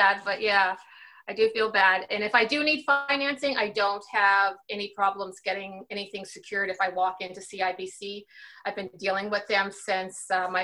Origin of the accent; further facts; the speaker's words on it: Canada; my situation being Canadian